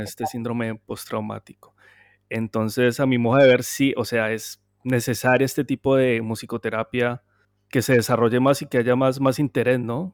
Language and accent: Spanish; Cali, Valle del Cauca, Colombia; yo soy caleño